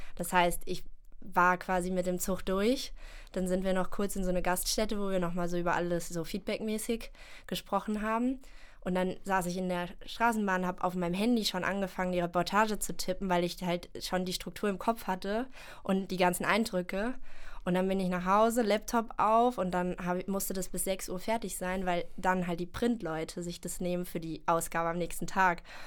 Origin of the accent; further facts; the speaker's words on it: Germany; now in Cologne, Germany; ich komme aus der Eifel ursprünglich